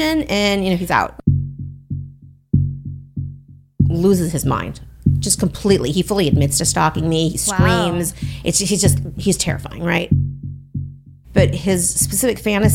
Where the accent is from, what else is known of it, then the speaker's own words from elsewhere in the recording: Los Angeles, California, United States; I'm from Los Angeles